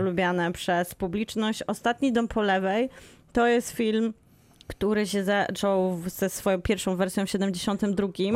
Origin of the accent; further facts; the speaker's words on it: Bielsko-Biała, Silesian Voivodeship, Poland; urodziłam się w szpitalu w Bielsku Białej